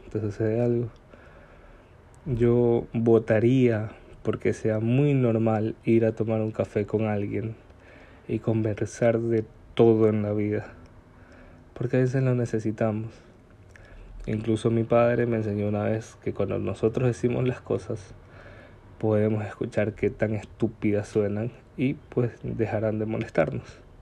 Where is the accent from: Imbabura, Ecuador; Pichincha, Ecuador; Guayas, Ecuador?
Guayas, Ecuador; Guayaquil; soy de Guayaquil, Ecuador, y viví toda una gran parte de mi infancia en el suburbio de Guayaquil.